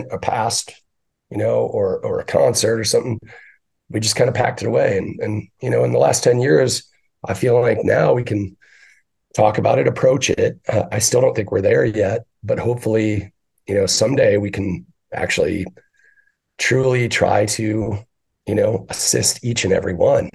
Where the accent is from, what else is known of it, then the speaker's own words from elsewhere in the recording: Northern Michigan, United States; now in Arizona, United States; I grew up in Northern Michigan in a Irish Catholic German community